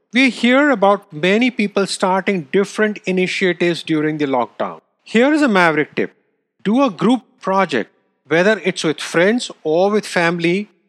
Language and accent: English; India; moved away; I grew up in India.